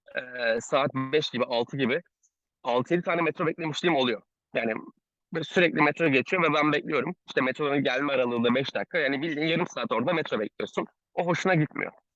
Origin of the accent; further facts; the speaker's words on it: Ankara, Turkey; moved away as an adult; now in Istanbul, Turkey; ben Ankaralıyım